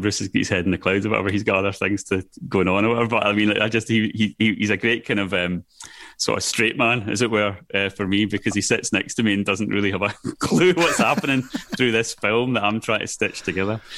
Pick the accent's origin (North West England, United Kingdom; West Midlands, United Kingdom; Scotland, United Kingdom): Scotland, United Kingdom; accent: Scottish; now in London, United Kingdom; my Scottish accent